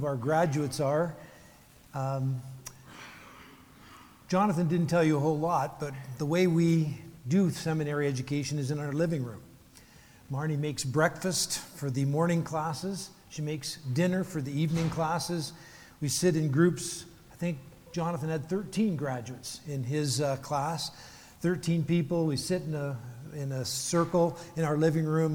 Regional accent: Canada; also born or lived in Vancouver, Canada / Phoenix, United States; I get to spend my half of my life in the beautiful city of Vancouver, Canada. I'm Canadian

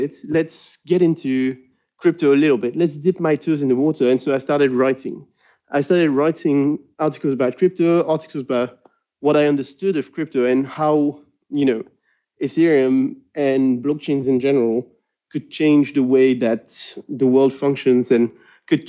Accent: Brussels, Brussels-Capital Region, Belgium; first language French; English is a second language; I'm from Brussels. If you hadn't noticed by now, French is my main language.

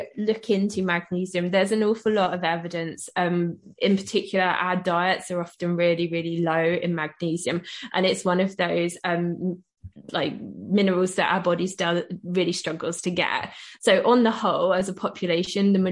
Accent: United Kingdom; I'm British

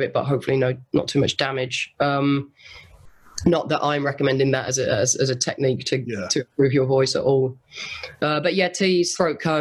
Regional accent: Solihull, West Midlands, United Kingdom; moved away as an adult; now in Los Angeles, United States; I'm white and from Solihull.

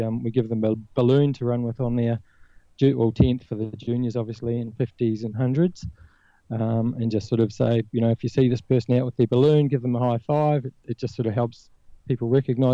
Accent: New Zealand; now in Australia; I don't know if you picked up the accent, but I'm originally from New Zealand

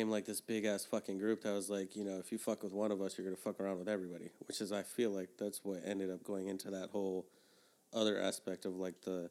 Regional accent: Miami, Florida, United States; moved away; also born or lived in Puerto Rico; I was living in Miami

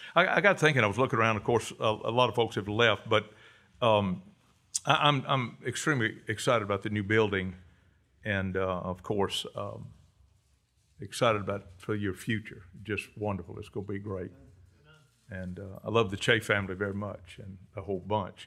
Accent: Cajun, Louisiana, United States; I'm a Cajun

